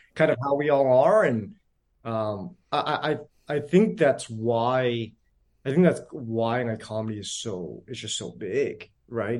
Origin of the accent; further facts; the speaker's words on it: San Jose, California, United States; I was born and raised in San Jose